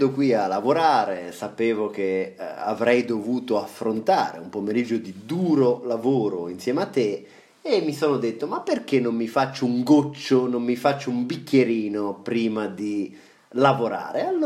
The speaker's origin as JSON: {"language": "Italian", "region": "Sicily", "country": "Italy", "said": "mi mancava un po' il sapore della, della mia terra, della Sicilia"}